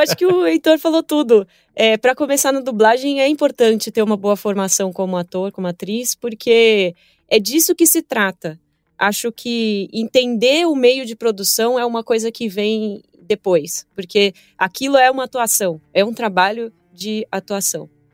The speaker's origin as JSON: {"language": "Portuguese", "region": "São Paulo", "country": "Brazil", "tie": "born or raised there", "said": "Eu sou filha de baiano, minha mãe é mineira, eu nasci em São Paulo"}